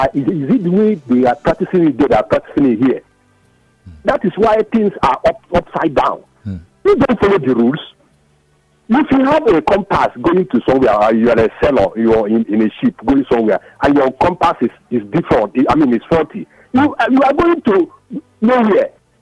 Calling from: Ikoyi, Lagos, Nigeria; I'm calling from Ikoyi.

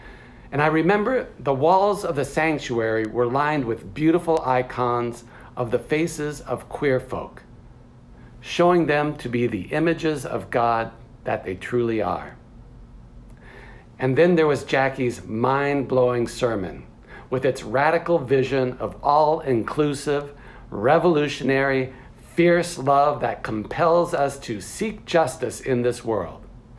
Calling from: New York City, New York, United States; I'm zooming in from the Upper West Side in New York City.

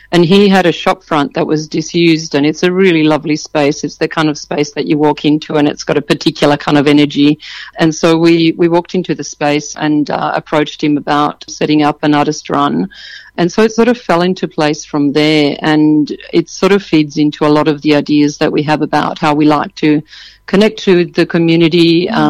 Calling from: Sydney, New South Wales, Australia; on the lands of the Gadigal {S0} people of the Eora Nation, both working here and living in this same area in the inner west of Sydney.

